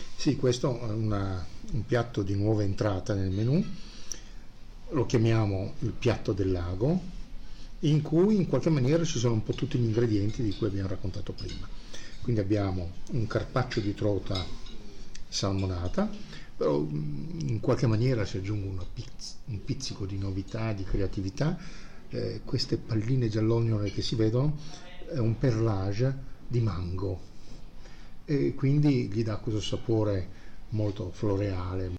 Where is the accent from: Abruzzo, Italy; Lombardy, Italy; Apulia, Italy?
Apulia, Italy; Bari; also born or lived in Sicily (father's origin); now in Milan, Italy; sono un terrone milanesizzato e nel mio sangue, beh io sono nato a Bari, però mio padre è siciliano